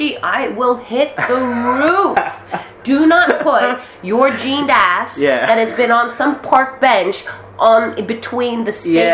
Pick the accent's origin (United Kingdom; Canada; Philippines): Philippines; moved away; I'm Filipino